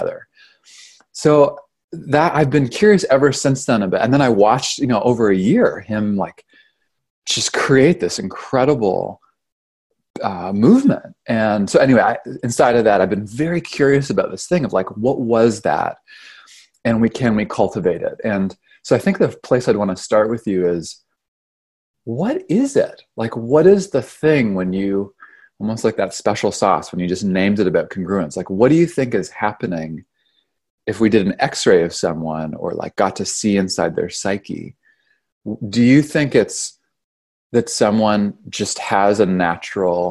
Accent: Canada; moved away as an adult; now in California, United States; I'm from Canada

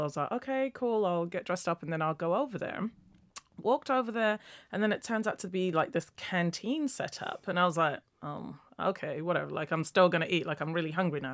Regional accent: Nigeria; now in London, United Kingdom; I'm a London based travel blogger. I was born in Nigeria

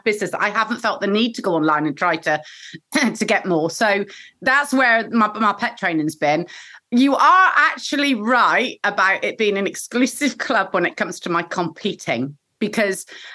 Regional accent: Bristol, South West England, United Kingdom; I'm a proper Bristolian

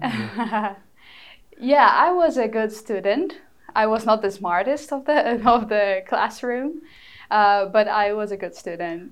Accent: Fortaleza, Ceará, Brazil; first language Portuguese; English is a second language; moved away as an adult; now in New York, United States; in Fortaleza, my hometown

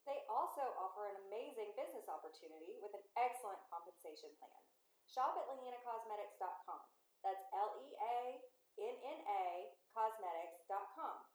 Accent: Louisiana, United States; So I, am from the deep, deep south. I come from South Louisiana, um, but I come so we've moved all over.

